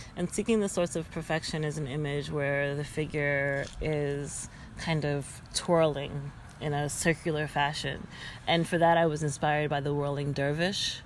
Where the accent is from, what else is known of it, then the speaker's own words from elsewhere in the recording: United States; I'm from the United States